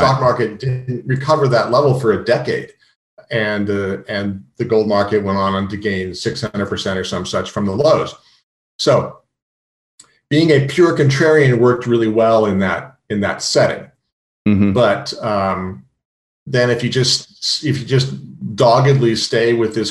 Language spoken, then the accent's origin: English; California, United States; moved away as an adult; also born or lived in San Francisco / New York; I'm from California and I always felt like an outsider on Wall Street